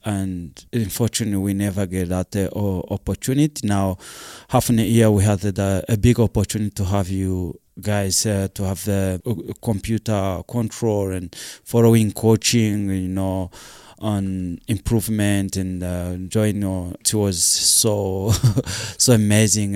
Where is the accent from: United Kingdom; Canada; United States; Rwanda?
Rwanda; moved away as an adult; also born or lived in South Africa; I'm come from Rwanda